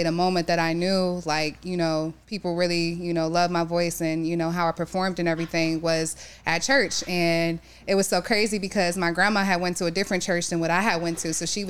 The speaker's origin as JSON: {"language": "English", "town": "Youngstown", "region": "Ohio", "country": "United States", "moved": "yes", "lives_now": "Cleveland, United States", "said": "I'm originally from Youngstown, Ohio."}